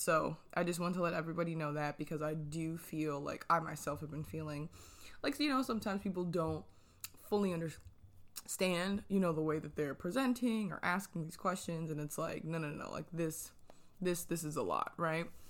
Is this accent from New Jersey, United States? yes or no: yes; New Jersey, United States; moved away; I am originally from New Jersey